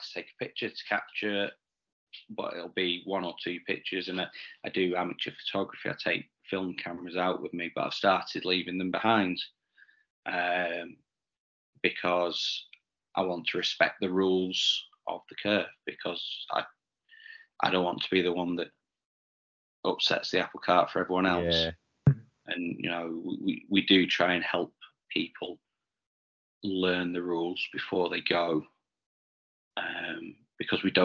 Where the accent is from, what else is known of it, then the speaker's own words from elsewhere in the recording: the Northwest, North West England, United Kingdom; growing up in the Northwest